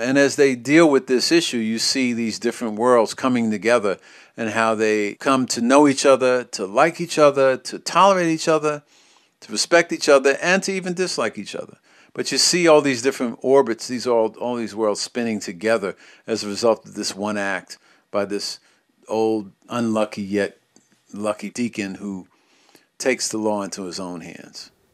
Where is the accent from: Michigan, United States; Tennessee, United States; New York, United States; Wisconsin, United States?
New York, United States; New York City; as a child growing up in New York